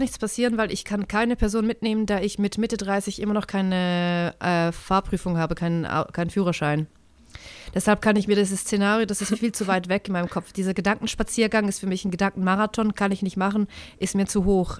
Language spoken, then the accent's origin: German; Switzerland; Also wir sind ja eine direkte Demokratie